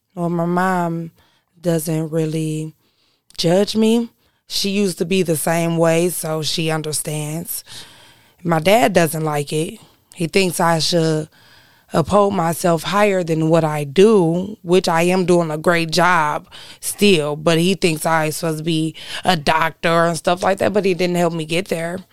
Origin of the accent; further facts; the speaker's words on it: Detroit, Michigan, United States; I was born and raised over there on Six Mile and Davidson